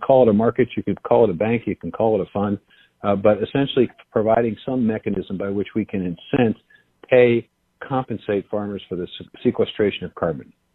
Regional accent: Iowa, United States; I am the United States Secretary of Agriculture, but I am also from Iowa

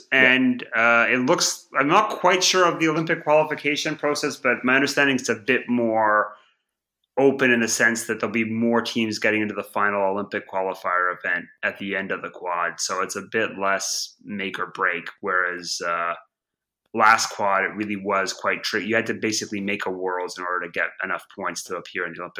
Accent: Canada; now in Europe; So basically the Euro, it was coming when I came over to Europe from Canada, I didn't really have much sense of how it worked or what all the fuss was about.

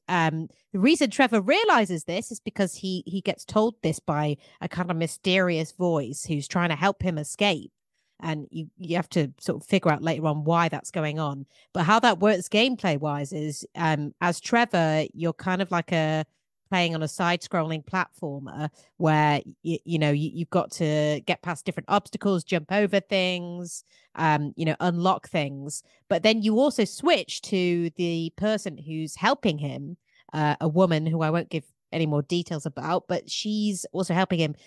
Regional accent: England, United Kingdom; I'm English

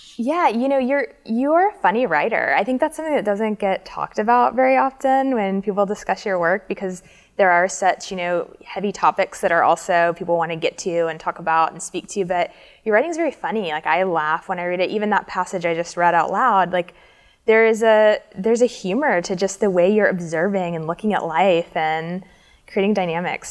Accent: Alabama, United States; we're both from Alabama.

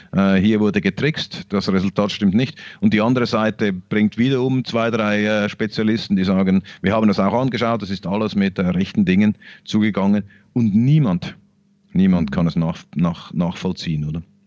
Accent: Switzerland; Wir in der, in der Schweiz

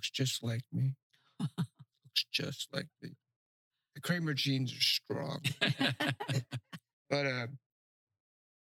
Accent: North Miami, Florida, United States; also born or lived in Key West, Florida / Cape Coral, Florida; now in Pine Island, United States; I grew up in North Miami, and it was a beautiful little city

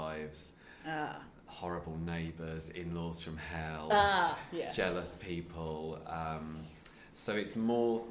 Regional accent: Sussex, South East England, United Kingdom; also born or lived in London; now in Wolverhampton, United Kingdom; I used to live in London, so I'm originally from Sussex

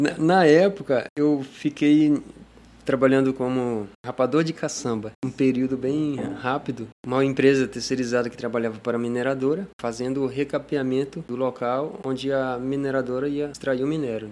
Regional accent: Ariquemes, Rondônia, Brazil; Sou natural ali de Ariquemes, mas cresci ali na Flona do Jamari

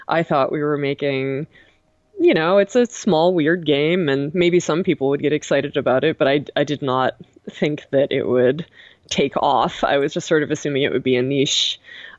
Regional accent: Boston, Massachusetts, United States; moved away as an adult; now in Pacific Northwest, United States; I'm from Boston, and it is living here is very different from living there

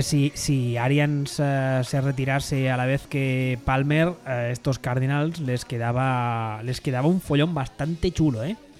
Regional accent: Catalonia, Spain; soy catalán

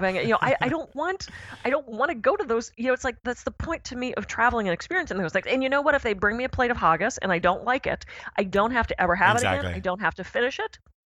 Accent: Pittsburgh, Pennsylvania, United States; when I was a little kid, I grew up in Pittsburgh

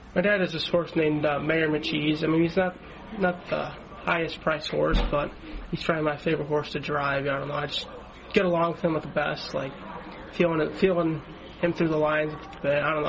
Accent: Chicago, Illinois, United States; now in Ohio, United States; I grew up in Chicago.

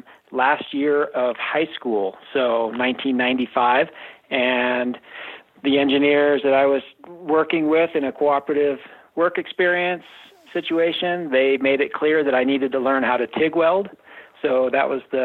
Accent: Oregon, United States; now in Steamboat Springs, United States; And I grew up skiing on Mount Hood.

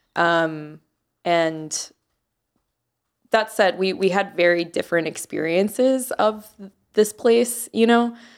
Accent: Jacksonville, Florida, United States; also born or lived in Miami, Florida; I moved to Jacksonville when I was in middle school.

